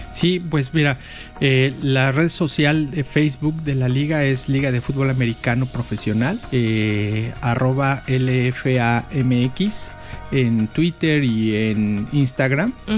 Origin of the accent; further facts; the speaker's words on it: Mexico City, Mexico; yo soy eh, originario de la Ciudad de México